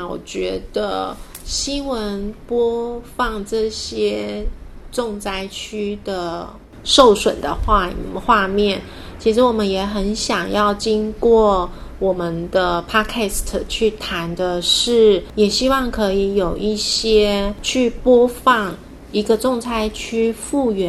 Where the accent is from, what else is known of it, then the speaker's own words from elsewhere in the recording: Hualien County, Taiwan; also born or lived in Tainan; 因为那是我的家乡，那些桥啊，就是有着情感。